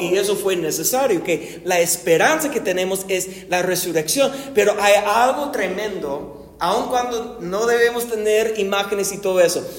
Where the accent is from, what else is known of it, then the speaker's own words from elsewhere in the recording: United States; Yo voy a hablar como gringo por un momento